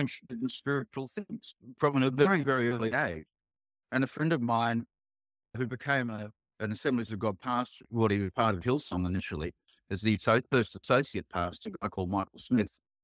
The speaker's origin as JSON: {"language": "English", "town": "Sydney", "region": "New South Wales", "country": "Australia", "tie": "born or raised there", "said": "I grew up on the North Shore of Sydney."}